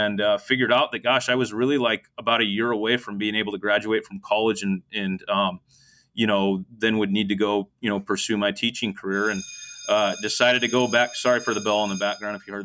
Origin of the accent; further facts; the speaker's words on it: Sweet Home, Oregon, United States; moved away as an adult; now in California, United States; coach back in my hometown where I grew up and played